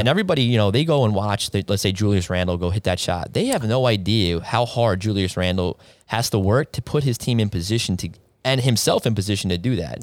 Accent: East Northport, New York, United States; I grew up over in East Northport, went to Elwood John Glenn High School

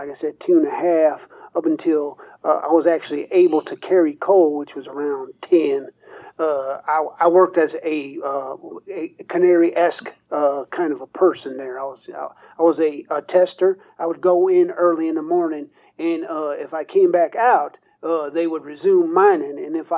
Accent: DuPont, West Virginia, United States; I'm from DuPont, West Virginia.

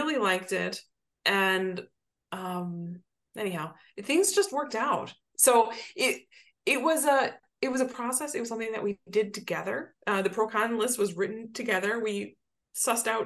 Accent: Southwest Michigan, United States; moved away; also born or lived in Chicago; my hometown in Southwest Michigan

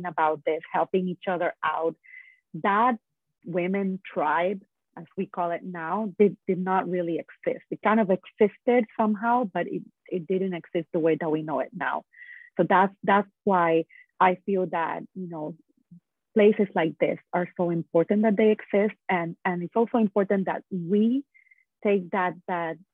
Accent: San Juan, Puerto Rico; I am originally from Puerto Rico, and I was born and raised there

